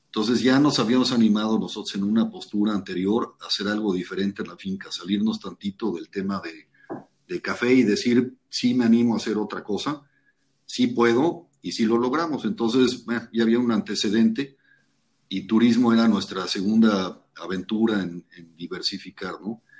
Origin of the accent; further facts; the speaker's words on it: Tapachula, Chiapas, Mexico; also born or lived in Mexico City; yo nací en la Ciudad de México. Mi mamá, este, en esa época, pues vivía en la finca, aquí en Tapachula, en Argovia. Y por tema de hospitales, probablemente decidió que mejor en la Ciudad de México. Nací allá, pero toda mi infancia la pasé en la finca